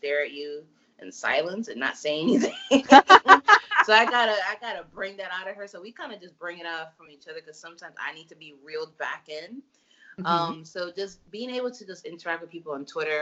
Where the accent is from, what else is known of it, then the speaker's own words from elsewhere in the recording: New York, United States; our New York roots